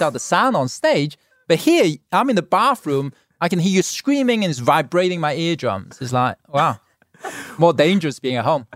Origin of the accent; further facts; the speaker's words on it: Hong Kong; now in Los Angeles, United States; born in Hong Kong, I grew up in Hong Kong